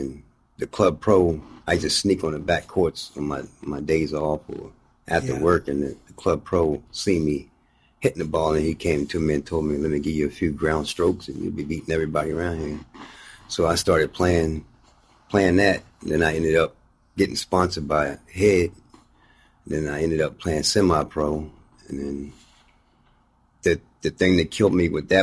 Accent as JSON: {"language": "English", "town": "Laurel", "region": "Maryland", "country": "United States", "tie": "born or raised there", "also_born_or_lived": "Baltimore, Maryland / Odenton, Maryland"}